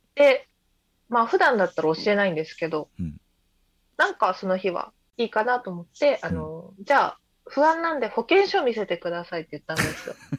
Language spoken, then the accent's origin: Japanese; Tokyo, Japan; 東京育ちなんですけど